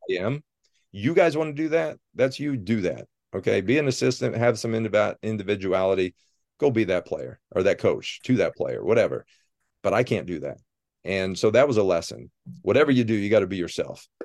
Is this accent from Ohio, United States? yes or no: yes; Sidney, Ohio, United States; moved away as an adult; also born or lived in Cincinnati, Ohio; now in Ann Arbor, United States; I was born and raised in Sydney, Ohio